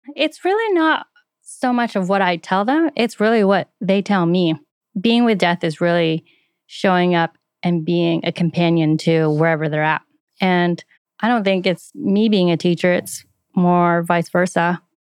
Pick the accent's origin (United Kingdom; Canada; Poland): Canada; just outside Toronto, Ontario; moved away